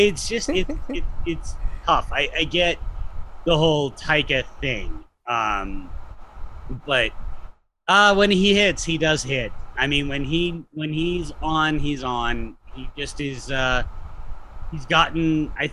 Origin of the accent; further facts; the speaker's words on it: United States; We're American